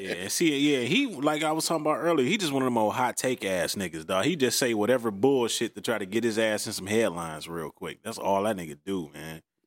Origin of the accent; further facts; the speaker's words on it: Detroit, Michigan, United States; I grew up on Green Lawn and Outta Drive, next street over